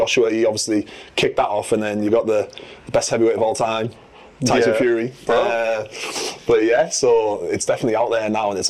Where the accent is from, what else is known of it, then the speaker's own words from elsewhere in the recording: Middlesbrough, North East England, United Kingdom; I'm from Middlesbrough. I'm 7 foot tall.